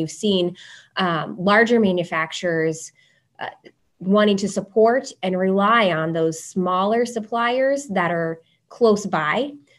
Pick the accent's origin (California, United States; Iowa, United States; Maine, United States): Iowa, United States; Blockton; now in Windsor Heights, United States; I live in Windsor Heights, Iowa, which is, sort of a suburb of the Des Moines metro area. I'm originally from Blockton, Iowa, which is in Taylor County. It's a population of 192, so very familiar with rural Iowa.